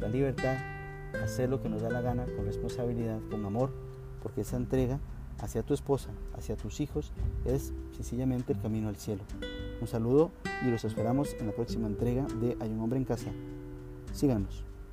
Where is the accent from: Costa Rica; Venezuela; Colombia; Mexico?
Costa Rica; soy de Costa Rica